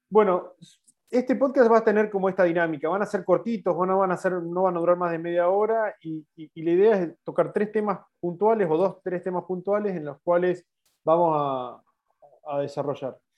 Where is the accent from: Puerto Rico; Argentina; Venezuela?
Argentina; eh, soy neumólogo de Argentina